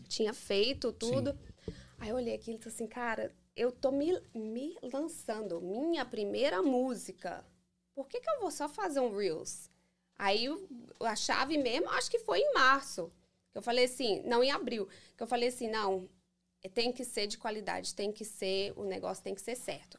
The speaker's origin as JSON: {"language": "Portuguese", "town": "Framingham", "region": "Massachusetts", "country": "United States", "tie": "born or raised there", "said": "Eu nasci aqui. Nasci, sou americana, Framingham, uhum. Massachusetts."}